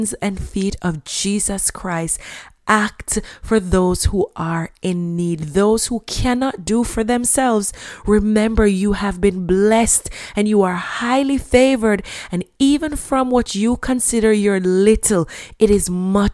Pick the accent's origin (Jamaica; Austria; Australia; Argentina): Jamaica; when I was a child growing up in Jamaica